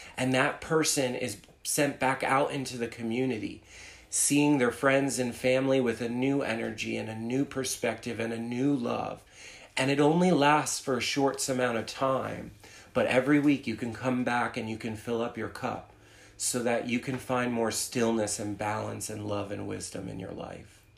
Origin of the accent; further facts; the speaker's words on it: New Jersey, United States; moved away as an adult; also born or lived in New York City; I uh, was born and raised in New Jersey